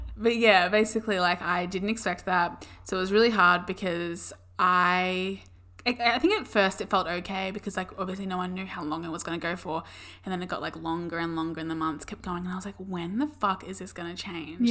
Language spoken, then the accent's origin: English; Melbourne, Victoria, Australia; moved away as an adult; now in Gold Coast, Australia; we both have only ever lived in Melbourne, which is where we grew up